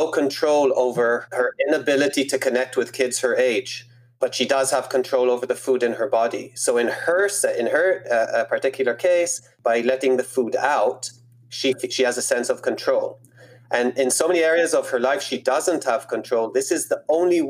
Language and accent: English; Israel; I grew up in Israel